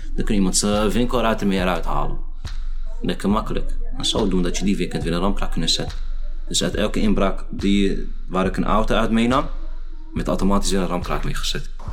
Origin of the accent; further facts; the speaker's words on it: Amsterdam, North Holland, Netherlands; Ik ben geboren getogen in Amsterdam-Noord.